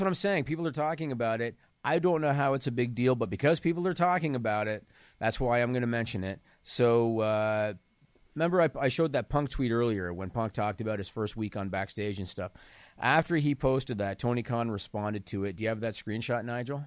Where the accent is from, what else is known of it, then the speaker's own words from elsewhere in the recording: small town Ontario, Canada; I'm from small town Ontario, Canada